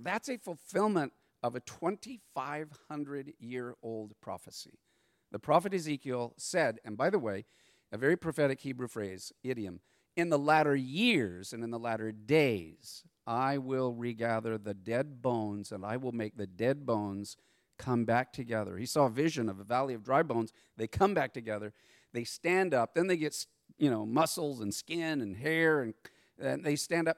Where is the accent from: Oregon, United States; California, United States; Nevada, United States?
California, United States; San Diego; I'm from San Diego